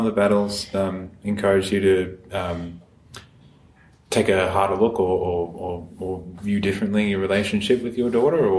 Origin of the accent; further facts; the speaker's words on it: Blue Mountains, New South Wales, Australia; I grew up in the Blue Mountains with a lot of people's parents were old hippies